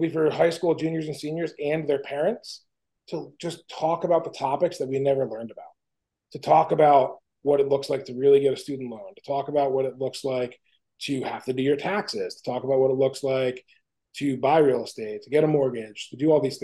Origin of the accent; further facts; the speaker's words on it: New Jersey, United States; we're two guys from New Jersey